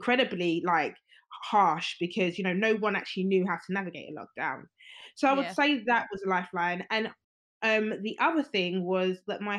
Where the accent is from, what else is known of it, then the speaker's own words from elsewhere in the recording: Nigeria; I'm Nigerian. So like, you know, the Yoruba ethnicity and, you know, the Nigerian culture